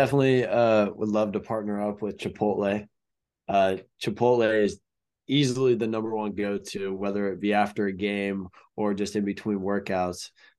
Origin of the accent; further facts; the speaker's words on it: Peoria, Illinois, United States; Yeah. I'm actually from Peoria. That's where I was born. And I have a lot of family, that lives in, just outside of Peoria.